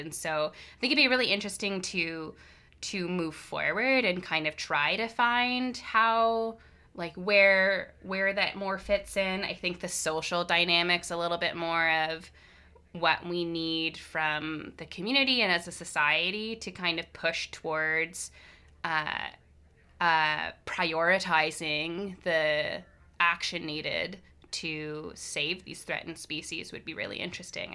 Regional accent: Hamilton, Ontario, Canada; moved away as an adult; now in Victoria, Canada; I'm from Hamilton, Ontario originally

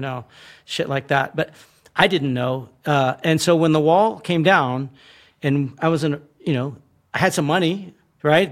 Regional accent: United States; we grew up with this thing of communism mm. in America

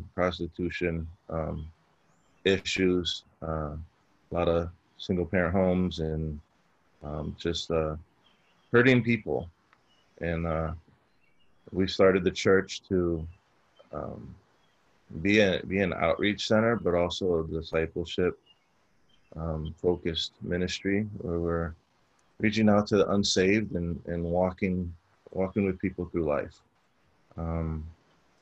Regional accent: Chicago, Illinois, United States; I grew up in Chicago, and growing up, I kind of grew up in a rougher area of Chicago

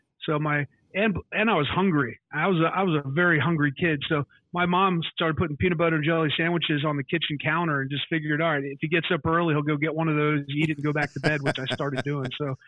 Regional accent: Melbourne Beach, Florida, United States; I'm from Melbourne Beach, Florida.

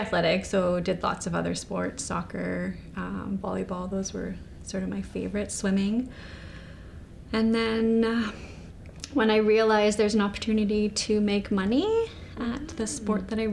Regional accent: Kelowna, British Columbia, Canada; also born or lived in Singapore; I moved here when I was six.

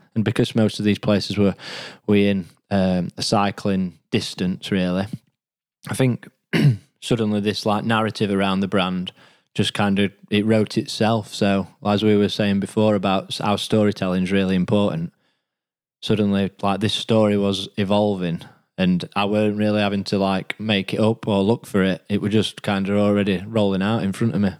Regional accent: Rotherham, Yorkshire and the Humber, United Kingdom; I'm from Rotherham originally, so that's what I would describe as been my home

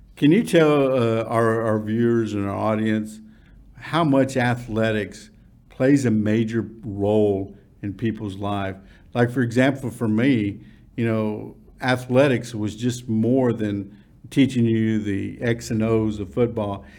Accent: Irving, Texas, United States; we grew up in Irving High School

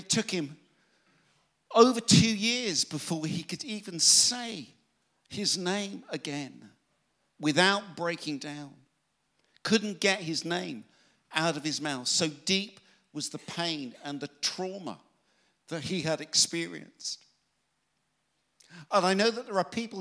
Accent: Exeter, South West England, United Kingdom; I come from Exeter in Devon

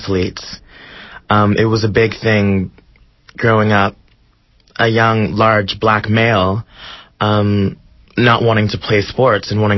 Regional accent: Oakland, California, United States; I'm 16 years old, and I'm from Oakland, California

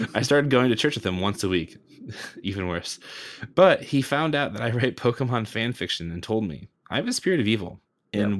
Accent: United States; just a Yankee onlooker from the from the United States over here

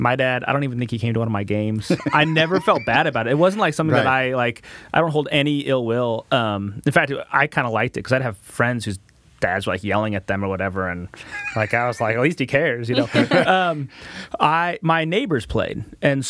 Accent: Portland, Oregon, United States; now in Marion County, United States; My dad worked for Intel, so I grew up kind of in the Portland area

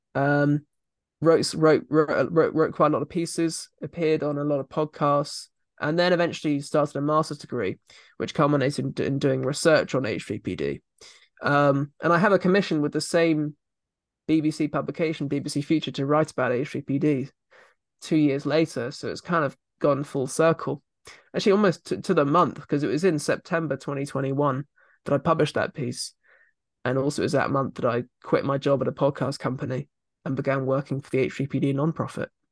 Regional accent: Surrey, South East England, United Kingdom; I come from Surrey

